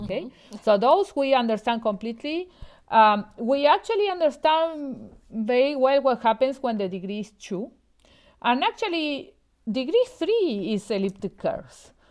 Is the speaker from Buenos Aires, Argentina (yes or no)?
yes; Buenos Aires, Argentina; moved away as an adult; also born or lived in Austin, Texas, United States; now in Montreal, Canada; I'm originally from Argentina. I grew up in Buenos Aires